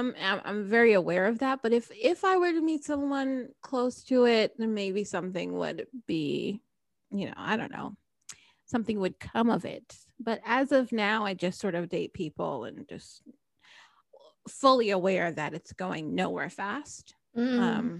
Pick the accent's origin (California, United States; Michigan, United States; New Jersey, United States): New Jersey, United States; now in Florida, United States; I grew up in New Jersey, so it's a long way from home.